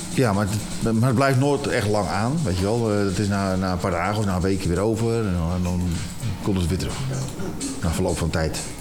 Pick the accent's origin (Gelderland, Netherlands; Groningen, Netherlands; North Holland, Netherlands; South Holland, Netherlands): North Holland, Netherlands; Alkmaar; Ik ben in eh, de binnenstad van Alkmaar. Ja, mijn geboorteplaats